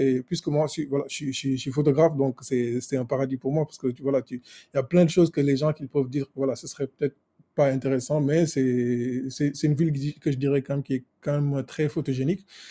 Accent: Senegal; moved away as an adult; also born or lived in France; Je suis né et j'ai grandi au Sénégal

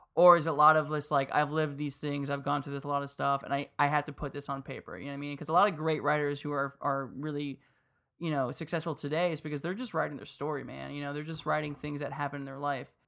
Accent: Miami, Florida, United States; I grew up in Miami

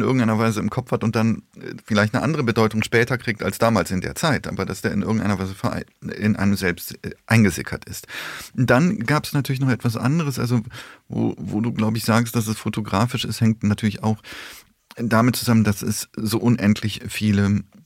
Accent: Koblenz, Rhineland-Palatinate, Germany; also born or lived in Poland / Bonn; Ich bin mit sechs Jahren nach Deutschland gekommen, ähm, mit meinen Eltern 1981 und seitdem lebe ich hier, bin im Rheinland aufgewachsen und in Koblenz am Rhein

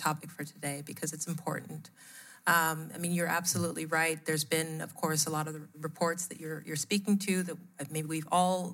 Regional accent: United States; moved away as an adult; also born or lived in Nigeria / Europe; My family moved to the U.S. When I was quite young

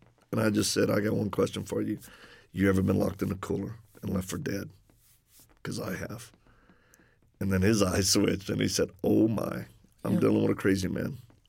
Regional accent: Louisiana, United States; accent: Cajun; I'm from Louisiana originally. So if people detect an accent, that's the Cajun one.

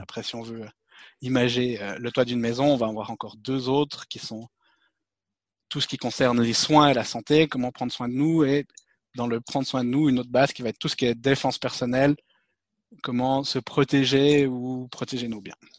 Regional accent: Switzerland; je suis suisse

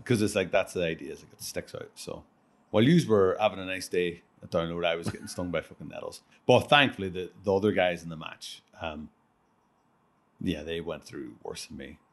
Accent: Ireland; I'm from Ireland

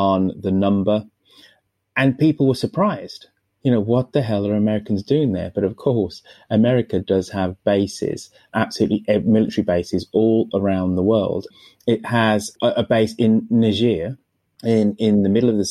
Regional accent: United Kingdom; as a Brit

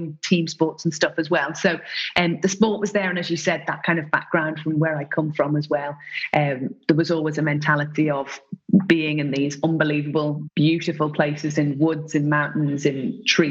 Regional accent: Isle of Man; also born or lived in Ireland; I was born in Ireland and brought up in the Isle of Man

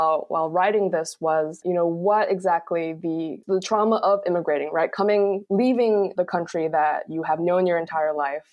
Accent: Gaithersburg, Maryland, United States; moved away; also born or lived in Rockville, Maryland / Michigan; Rockville is pretty much my hometown. I lived in kind of the adjoining town over, Gaithersburg

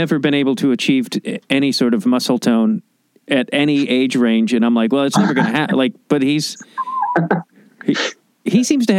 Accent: Chicago, Illinois, United States; I'm an Irish guy from Chicago

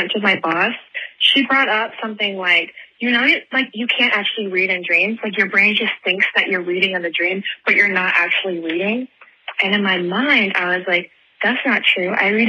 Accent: Pensacola, Florida, United States; I'm from Pensacola, Florida.

